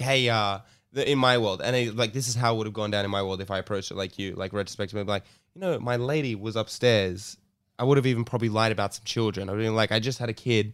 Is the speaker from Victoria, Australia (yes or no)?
no; Sydney, New South Wales, Australia; my hometown Redfern